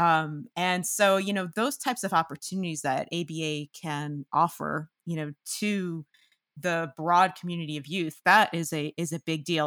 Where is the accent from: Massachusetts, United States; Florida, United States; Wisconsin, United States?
Massachusetts, United States; outside Boston; I'm from Massachusetts, and, um, I'm from right outside of Boston, one of the suburbs